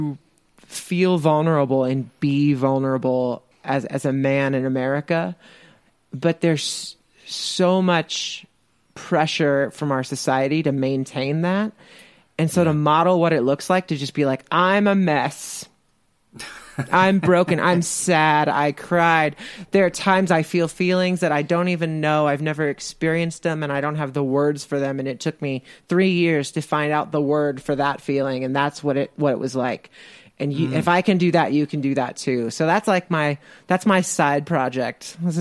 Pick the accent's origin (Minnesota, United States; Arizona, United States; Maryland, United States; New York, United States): Arizona, United States; Phoenix; moved away as an adult; also born or lived in Indiana; now in Colorado, United States; I was born in Phoenix, Arizona, which is the capital city of the state of Arizona